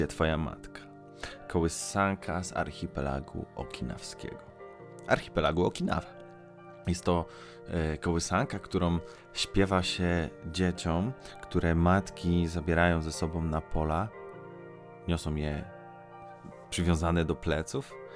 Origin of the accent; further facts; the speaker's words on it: near Legnica, Lower Silesian Voivodeship, Poland; To jest taka miejscowość e, w moich rodzinnych stronach, 80 km mniej więcej od Legnicy.